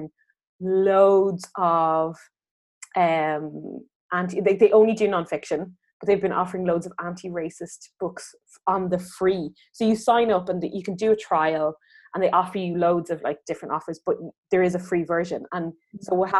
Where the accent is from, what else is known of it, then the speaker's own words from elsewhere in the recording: Ireland; now in France; I'm speaking to you as an Irish woman